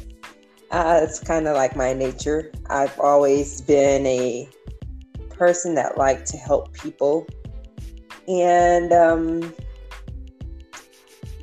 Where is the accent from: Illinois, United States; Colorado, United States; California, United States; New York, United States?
California, United States; Los Angeles; I am from Los Angeles, California, born and raised. I am second generation California bred, born, so this is my home.